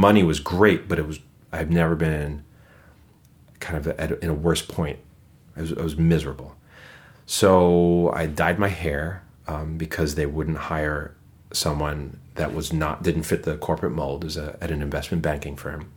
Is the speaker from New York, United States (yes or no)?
yes; New York City, New York, United States; moved away as an adult; now in Twin Cities, United States; born and raised in Brooklyn, in the same room for 20 years